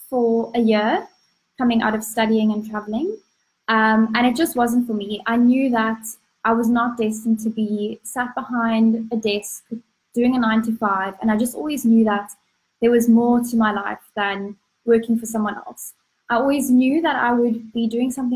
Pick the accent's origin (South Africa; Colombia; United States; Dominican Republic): South Africa; Cape Town, Western Cape; I'm from Cape Town, South Africa